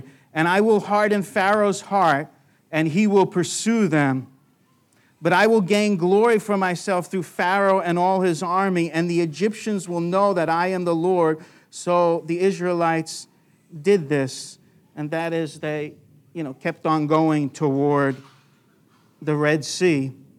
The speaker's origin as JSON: {"language": "English", "town": "Long Island", "region": "New York", "country": "United States", "tie": "born or raised there", "said": "I know growing up in Long Island, New York, I thought the yoke was an egg yolk. I was very distant from the farms."}